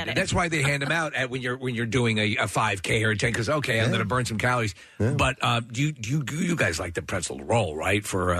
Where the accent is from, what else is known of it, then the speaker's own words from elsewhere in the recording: New York, United States; moved away; also born or lived in Philadelphia area; growing up in New York, we had pretzels, obviously. But down here, when I moved down many years ago, it's a pretzel culture.